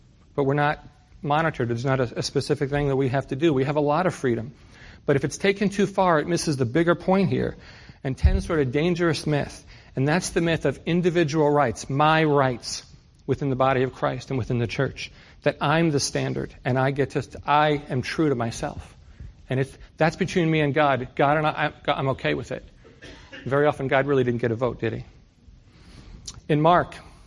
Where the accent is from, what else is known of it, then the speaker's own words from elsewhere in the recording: New York City, New York, United States; moved away; I grew up in New York City